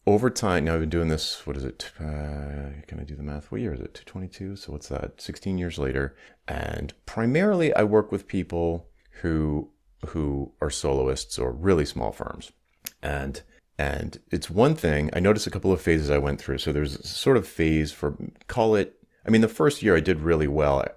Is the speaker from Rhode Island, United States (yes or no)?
yes; Rhode Island, United States; also born or lived in Atlanta, Georgia; after I moved from Atlanta to Rhode Island back home